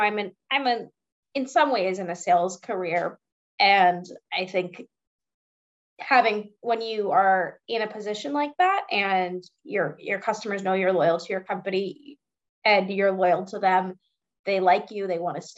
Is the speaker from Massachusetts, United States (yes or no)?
yes; Boston, Massachusetts, United States; Honesty and loyalty, I think, are two things that kind of come with just being a Bostonian.